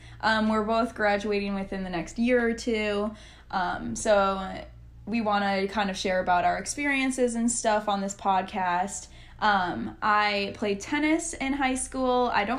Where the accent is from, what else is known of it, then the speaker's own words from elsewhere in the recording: Minnesota, United States; moved away; I'm actually from Minnesota originally, so that is where I was raised